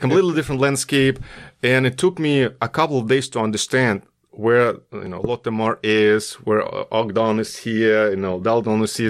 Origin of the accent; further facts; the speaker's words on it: Russia; moved away as an adult; also born or lived in Korea; back in Russia, my hometown